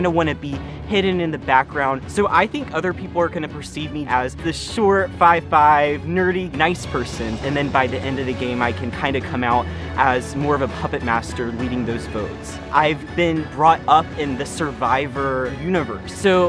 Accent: Atlanta, Georgia, United States; I'm from Atlanta, Georgia, and I am a student at Georgia Tech

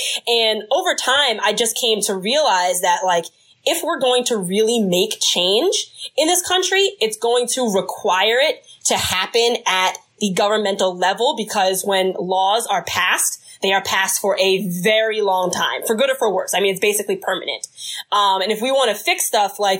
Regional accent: New Jersey, United States

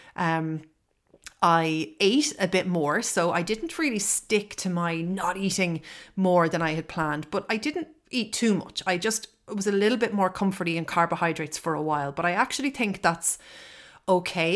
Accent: Ireland; I am living in Ireland. I am Irish.

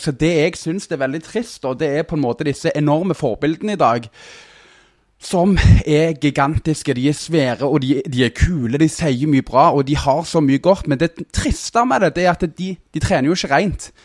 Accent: Stavanger, Rogaland, Norway; accent: Stavanger dialect; also born or lived in Søgne; bodd i Søgne fram til jeg var fem år, og så flytta vi til Eh, Stavanger

